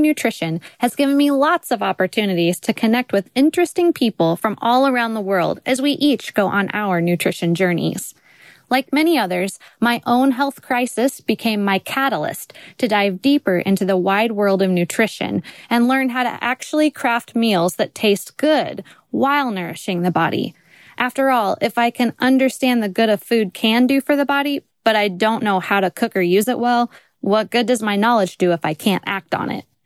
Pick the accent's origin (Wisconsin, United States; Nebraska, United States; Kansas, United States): Kansas, United States; I'm from Kansas, in the middle of the United States